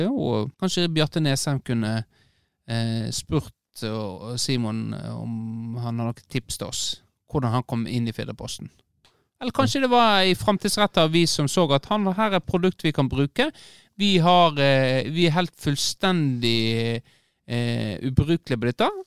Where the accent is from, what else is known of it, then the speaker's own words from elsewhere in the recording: Florø, Vestland, Norway; moved away; also born or lived in England; Nei, jeg er jo krokling, jeg, da. Jeg er født og oppvokst på Krokane.